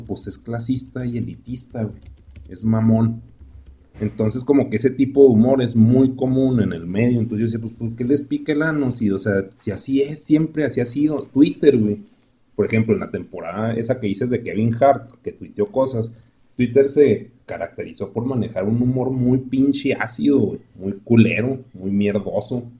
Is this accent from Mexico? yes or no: yes; Mexico; como mexicanos